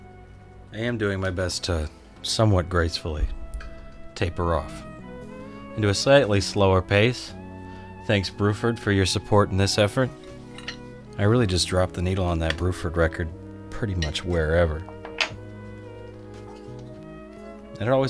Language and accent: English; Washington, United States; Washington, my home state